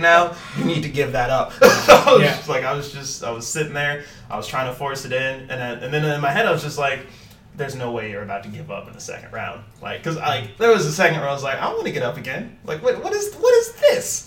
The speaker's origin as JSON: {"language": "English", "town": "St. Louis", "region": "Missouri", "country": "United States", "moved": "yes", "said": "I'm from St. Louis."}